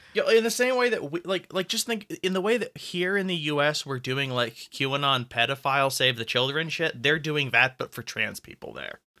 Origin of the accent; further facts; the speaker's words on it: California, United States; now in Colorado, United States; I am from California, but I'm not now